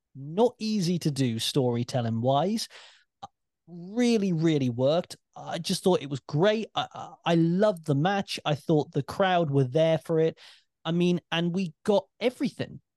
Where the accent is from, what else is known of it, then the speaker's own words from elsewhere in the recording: United Kingdom; as a British wrestling fan